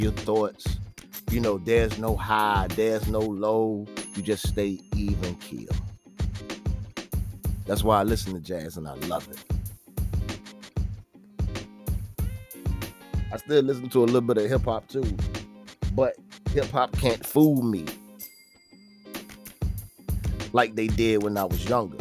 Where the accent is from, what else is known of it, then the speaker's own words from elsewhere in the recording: Virginia, United States; I'm from Virginia